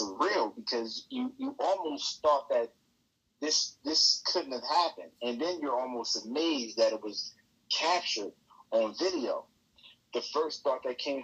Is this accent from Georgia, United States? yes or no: no; Baltimore, Maryland, United States; I'm from Baltimore